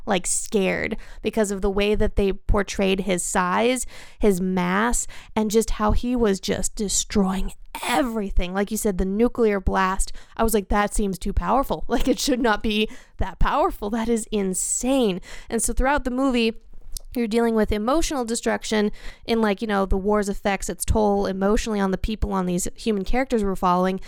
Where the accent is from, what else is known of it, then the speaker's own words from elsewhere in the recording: United States; as an American